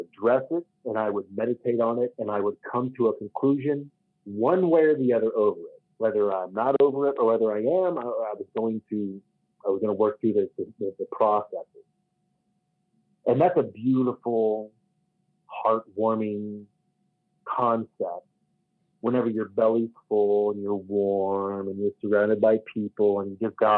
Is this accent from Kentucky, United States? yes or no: yes; Kentucky, United States; now in Colorado, United States; growing up in Kentucky